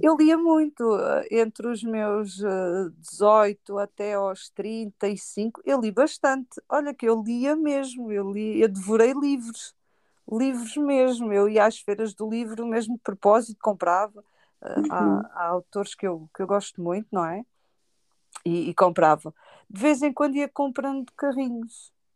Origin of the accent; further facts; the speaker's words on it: Tavira, Algarve, Portugal; eu não consigo fazer nada na minha terra